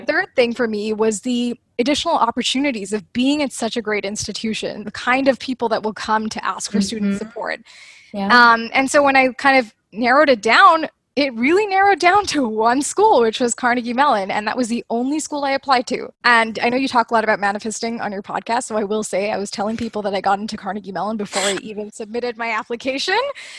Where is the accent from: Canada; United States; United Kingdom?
Canada; the prof was asking everyone like, where are you from? So I was like, Canada.